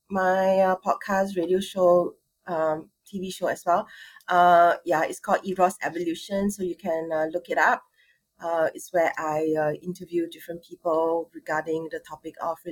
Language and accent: English; Singapore; I'm from Singapore. I'm born and bred Singaporean, Chinese.